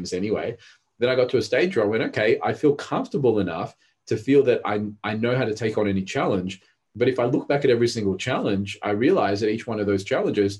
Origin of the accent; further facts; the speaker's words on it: Australia; English is a second language; also born or lived in Rodrigues Island, Mauritius; When I was 4, I came to Australia from Mauritius, and Mauritius was a third world, Rodriguez Island, which is near Mauritius.